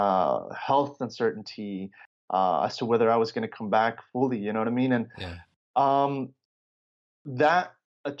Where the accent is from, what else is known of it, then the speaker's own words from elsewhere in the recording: Los Angeles, California, United States; also born or lived in Chicago, Illinois, United States / Mexico; And then I grew up in Southern California, right, in the LA area